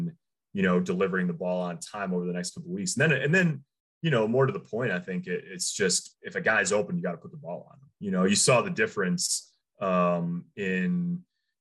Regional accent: Big Ten country, Midwest, United States; moved away; I grew up in Big Ten country

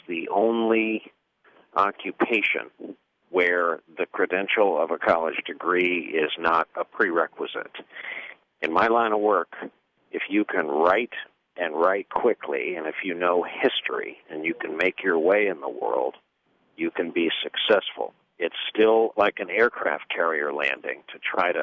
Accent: New York area, United States; I grew up in the New York area all my life

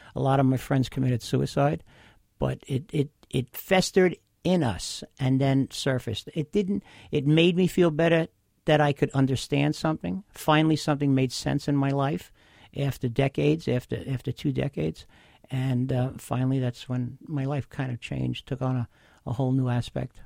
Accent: Bay Shore, New York, United States; I grew up in Bayshore. I still am a Long Island resident

